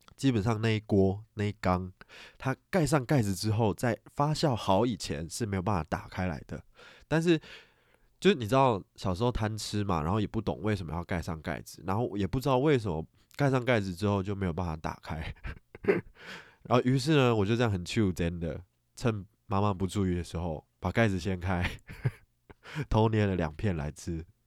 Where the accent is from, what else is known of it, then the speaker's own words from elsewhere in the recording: Taiwan; 我们台湾人